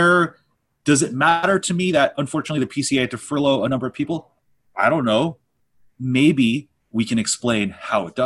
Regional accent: Los Angeles, California, United States; also born or lived in Torrance, California; We're from

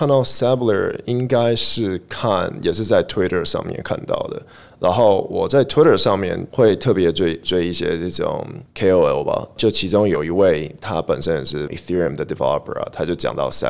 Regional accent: Taiwan; born there; also born or lived in Switzerland; 对，我在台湾出生

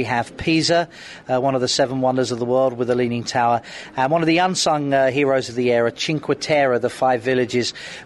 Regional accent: United Kingdom; I'm a sort of a European, even though being British, we pretend we're not European.

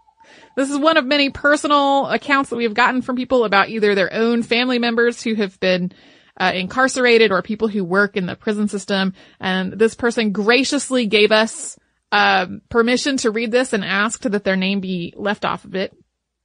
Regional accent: New York, United States; I am from Western New York and was raised by a New York State trooper, my grandfather.

